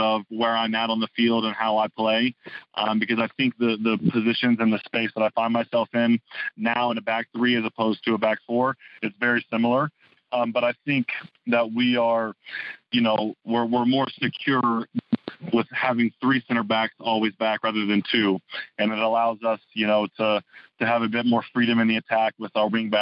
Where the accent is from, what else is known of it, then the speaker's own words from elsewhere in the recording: Oklahoma, United States; moved away as an adult; now in Salt Lake City, United States; I'm from Oklahoma